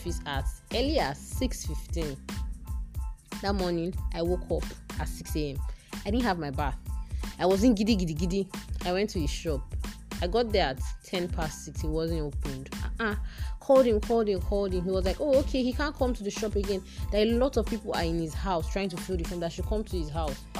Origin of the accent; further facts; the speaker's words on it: Nigeria; I officially concluded my 1 year as a Nigerian Corps member.